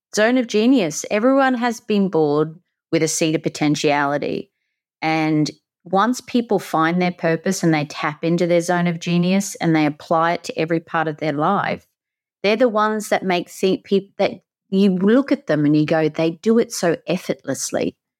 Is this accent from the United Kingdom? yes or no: no; country near the Great Barrier Reef, Queensland, Australia; accent: Aussie; I grew up in the country around nature. I had the Great Barrier Reef at the front. You can tell I'm an Aussie